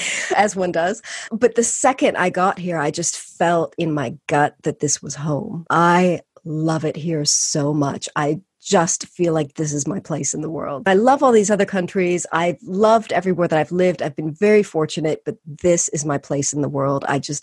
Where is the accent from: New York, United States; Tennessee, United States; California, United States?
California, United States; moved away as an adult; also born or lived in Spain / Costa Rica / Mexico / Argentina; now in United Kingdom; So I grew up in California, had never been outside the United States until I was 21 years old